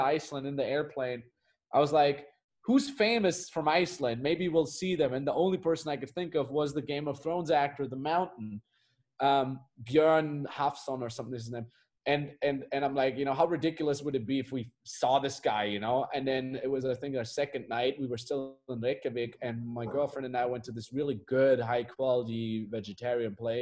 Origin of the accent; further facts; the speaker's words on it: Austria; moved away as an adult; my hometown is in the Austrian Alps